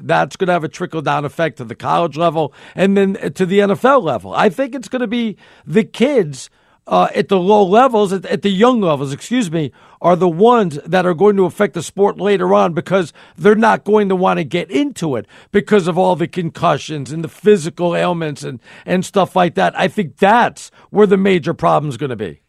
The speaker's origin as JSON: {"language": "English", "region": "New York", "country": "United States", "said": "I'm a New Yorker"}